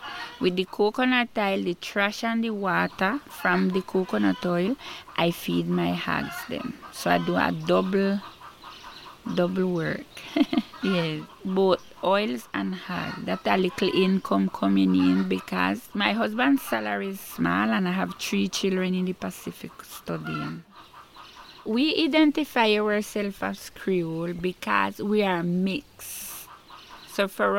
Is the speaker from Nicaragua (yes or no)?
yes; Rocky Point, South Caribbean Coast Autonomous Region, Nicaragua; I'm from Rocky Pine.